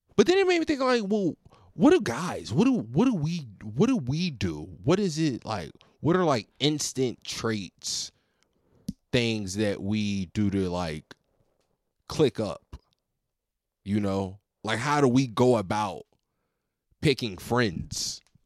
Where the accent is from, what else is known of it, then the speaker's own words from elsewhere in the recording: Virginia, United States; I'm from Virginia